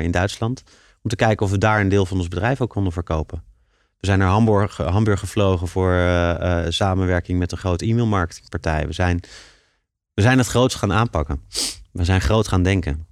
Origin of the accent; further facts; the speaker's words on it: Leiden, South Holland, Netherlands; Ik ben een Leidse jongen en ik vind het heel fijn om in Leiden, eh, eh, mijn bedrijf op te zetten